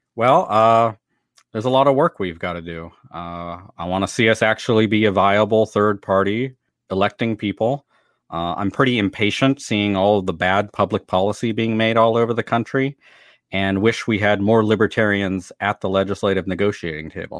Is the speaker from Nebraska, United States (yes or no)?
no; San Diego County, California, United States; also born or lived in Carlsbad, California / Oceanside, California / Vista, California; now in Washington, D.C., United States; I'm born and raised in San Diego County, California, and miss the weather and the beach every single day since I moved to Washington D.C.